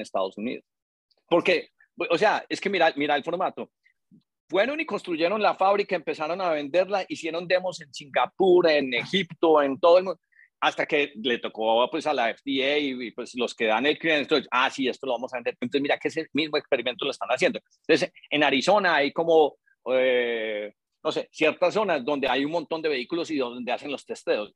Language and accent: Spanish; Colombia; nosotros como colombianos